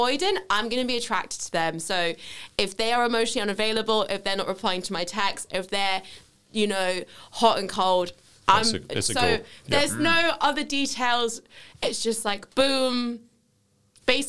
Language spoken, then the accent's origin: English; London, United Kingdom; accent: southwest London; moved away; I'm from Wimbledon originally, so it's very southwest wanky